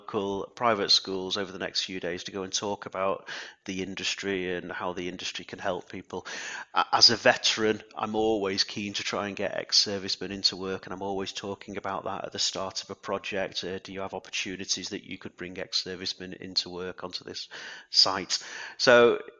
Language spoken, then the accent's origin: English; Alnwick, North East England, United Kingdom; It's my hometown, I guess, Alnwick